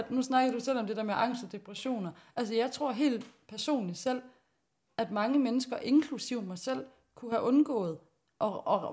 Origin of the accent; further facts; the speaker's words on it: West Jutland, Denmark; Jeg kommer ude vestfra. Helt der uge, hvor krav er de vandet der. Og hvor det lugter af penge, hver gang det bliver pløjt.